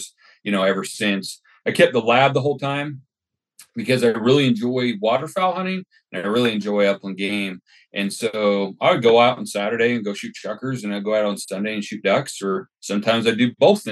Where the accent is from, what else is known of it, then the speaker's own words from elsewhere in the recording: Utah, United States; moved away as an adult; now in Kuna, United States; I grew up in Utah, so down there right off the Great Salt Lake.